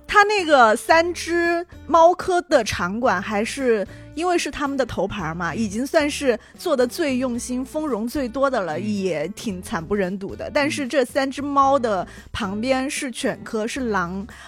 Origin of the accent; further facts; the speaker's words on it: Chongqing, China; accent: Chongqing dialect; 我家乡的动物园，重庆动物园